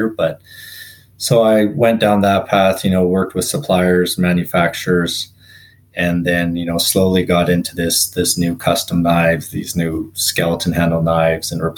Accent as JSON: {"language": "English", "town": "Revelstoke", "region": "British Columbia", "country": "Canada", "tie": "born or raised there", "moved": "as an adult", "lives_now": "Vernon, Canada", "said": "grew up in a little town in Revelstoke grew up there since I was born, moved away, went to school, and then landed in the Okanagan"}